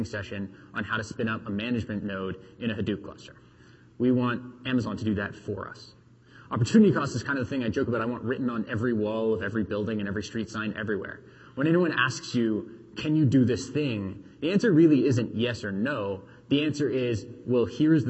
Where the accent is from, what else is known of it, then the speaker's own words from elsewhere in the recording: Canada; We're Canadian.